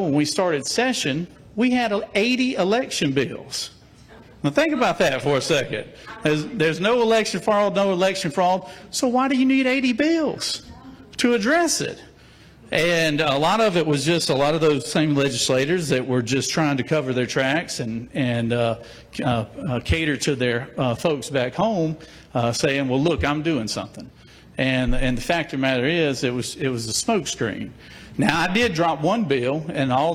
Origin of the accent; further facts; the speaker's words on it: Jackson, Georgia, United States; I'm from Jackson, Georgia. I represent 9 counties in middle Georgia, ranging from my hometown of Jackson